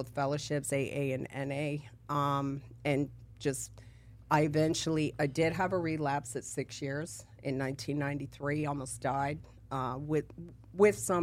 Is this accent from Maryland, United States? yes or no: yes; D.C., Maryland, United States; moved away as an adult; also born or lived in San Diego, California; now in Florida, United States; So I'm from California, San Diego, and then I grew up in Maryland, D.C., Virginia area